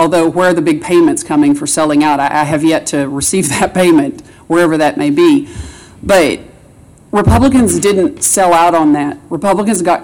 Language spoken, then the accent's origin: English; Springdale, Arkansas, United States; also born or lived in Rogers, Arkansas; I've lived in this area my entire life. I was born and raised in Springdale